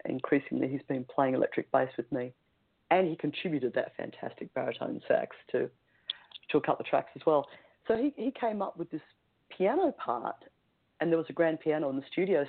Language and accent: English; Melbourne, Victoria, Australia; in my hometown